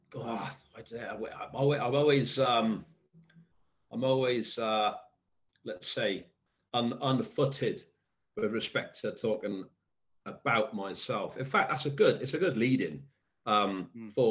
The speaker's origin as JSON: {"language": "English", "town": "Cwmbran", "region": "Wales", "country": "United Kingdom", "tie": "born or raised there", "accent": "Welsh", "said": "I grew up in Cwmbran in South Wales."}